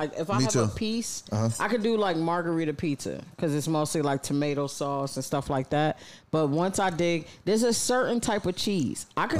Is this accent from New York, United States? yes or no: yes; New York City, New York, United States; moved away; also born or lived in Los Angeles; shout out to New York. It's my hometown.